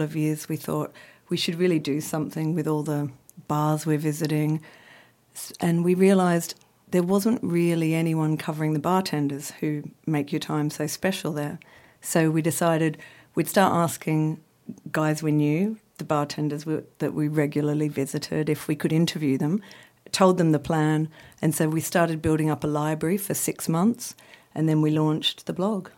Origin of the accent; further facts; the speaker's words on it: Australia; I'm Australian, as you can hear.